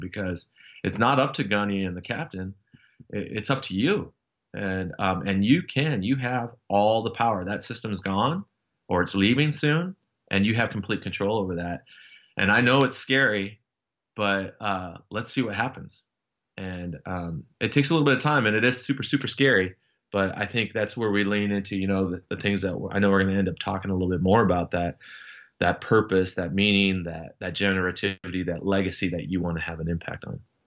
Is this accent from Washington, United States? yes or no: yes; Seattle, Washington, United States; moved away as an adult; I, I grew up in Washington State for the most part, uh, from the Seattle area